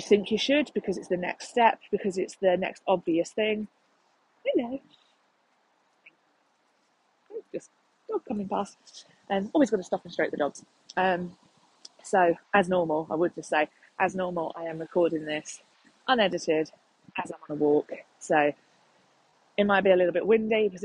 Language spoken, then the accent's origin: English; London, United Kingdom; I'm from London